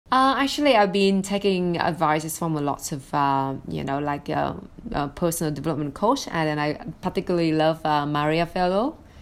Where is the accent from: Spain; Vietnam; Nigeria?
Vietnam; English is a second language; moved away as an adult; now in United States; I was born in Vietnam in in the eighties